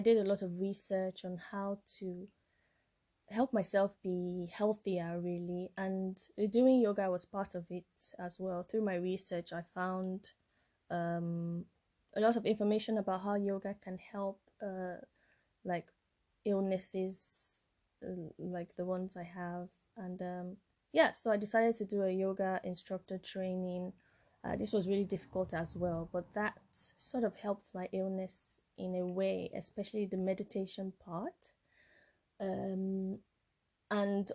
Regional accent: Nigeria; moved away as an adult; now in United Kingdom; I'm from Nigeria. Well, I'm French-Nigerian, but I was born and brought up in Nigeria. And I came here when I was 18 years old.

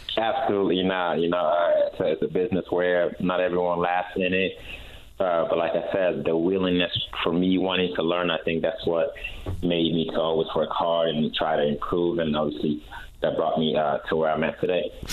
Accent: West Coast, United States; I'm from the West Coast

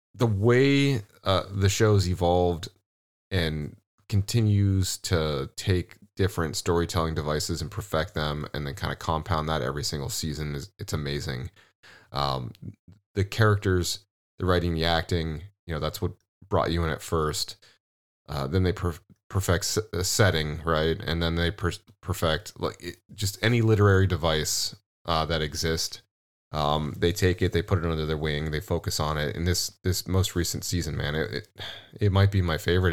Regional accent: Midwest, United States; also born or lived in California; We're Midwest boys.

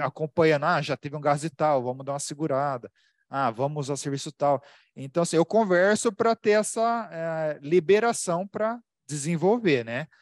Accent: Americana, São Paulo, Brazil; Eu sou de Americana, interior de São Paulo

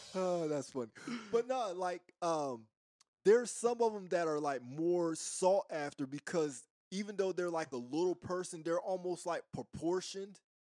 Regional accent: East Coast, United States; moved away as an adult; also born or lived in the South (US); I'm from the East Coast, right? And, and, and I'm from a certain era. But I've lived in the South most of my adult life

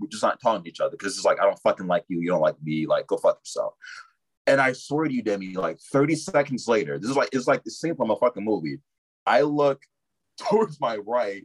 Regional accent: Chicago, Illinois, United States; also born or lived in Lafayette, Indiana; I've been born and raised in the Chicagoland area.

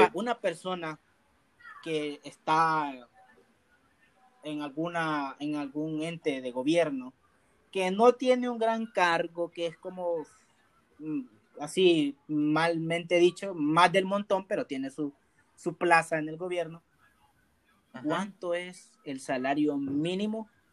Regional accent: El Salvador; soy salvadoreño, llego a Venezuela

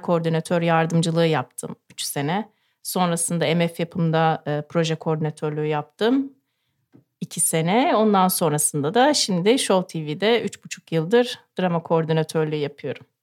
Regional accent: Ankara, Turkey

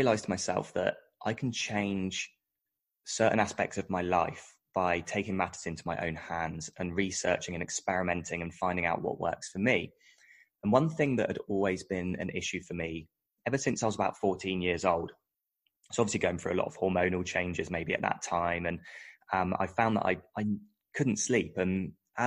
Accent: United Kingdom; moved away as an adult; now in Australia; I'm British, and I moved to Australia around about 2011.

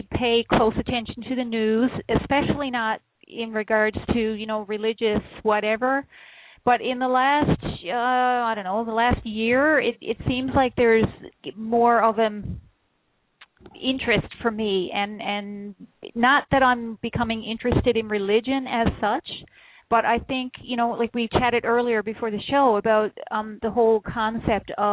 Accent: Newfoundland and Labrador, Canada; also born or lived in central Ontario; now in Ontario, Canada; I'm from Newfoundland originally, so you can't get more wild than the rugged shores of Newfoundland

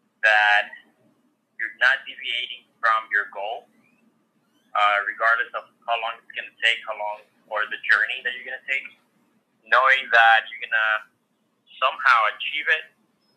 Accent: Brownsville, Texas, United States; I'm from Brownsville, Texas

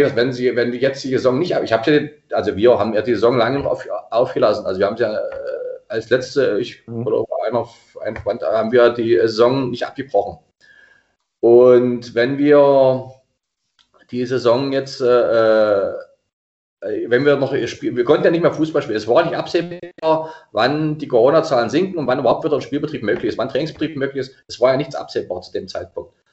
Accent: Dahlheim, Saxony-Anhalt, Germany; also born or lived in Wolfen; gebürtig in Wolfen, in Dahlheim aufgewachsen und lebe immer noch in Dahlheim

